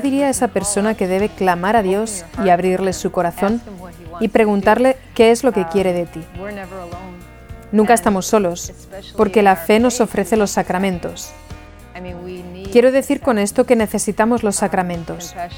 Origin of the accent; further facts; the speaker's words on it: Rochester, New York, United States; also born or lived in Limerick, Ireland / Portland; now in Oregon, United States; Vivíamos en Rochester, Nueva York